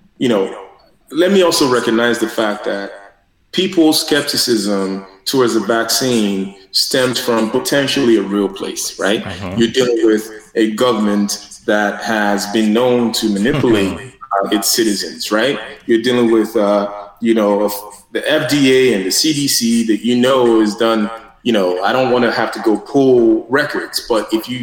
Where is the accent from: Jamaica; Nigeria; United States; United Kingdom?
Nigeria; moved away; I grew up in Nigeria